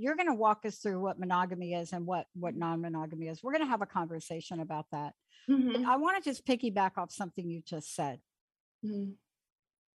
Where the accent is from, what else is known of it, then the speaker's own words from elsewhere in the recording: East Coast, United States; moved away as an adult; now in Seattle, United States; I grew up with on the East Coast